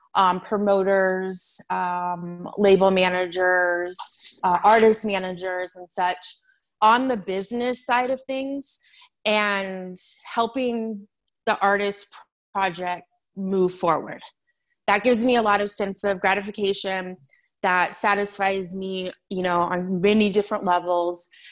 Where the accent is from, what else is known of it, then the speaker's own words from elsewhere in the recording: San Diego, California, United States; moved away as an adult; also born or lived in Phoenix area, Arizona; now in Chandler, United States; I am from San Diego. I was born there.